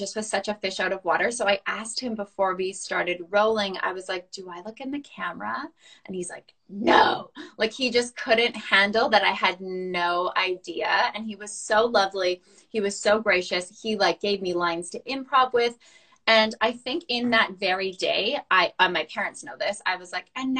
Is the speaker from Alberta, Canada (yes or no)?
no; Saskatchewan, Canada; moved away as an adult; now in Vancouver, Canada; I'm originally from Saskatchewan